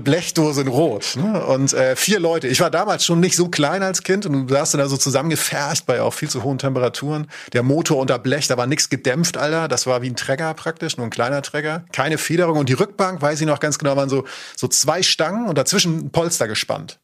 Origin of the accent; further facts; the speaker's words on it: Northern Germany, Germany; ich komme aus Norddeutschland